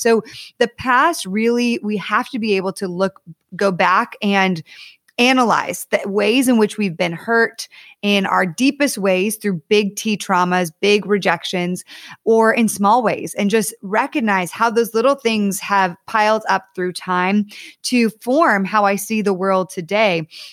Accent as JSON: {"language": "English", "region": "Connecticut", "country": "United States", "tie": "born or raised there", "also_born_or_lived": "Ohio / Texas / Southern California", "moved": "yes", "lives_now": "California, United States", "said": "I actually grew up in Connecticut"}